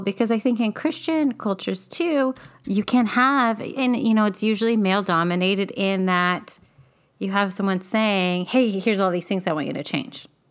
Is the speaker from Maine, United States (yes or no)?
no; Bakersfield, California, United States; moved away; growing up in Bakersfield